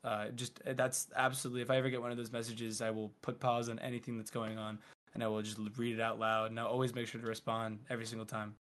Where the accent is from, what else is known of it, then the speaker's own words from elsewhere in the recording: near Philadelphia, Pennsylvania, United States; also born or lived in Providence, Rhode Island; I was born and raised Providence and then near Philly